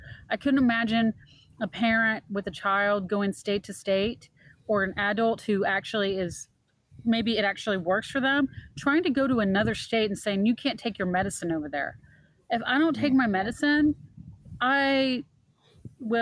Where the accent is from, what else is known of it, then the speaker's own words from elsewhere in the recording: Texas, United States; I'm actually from Texas.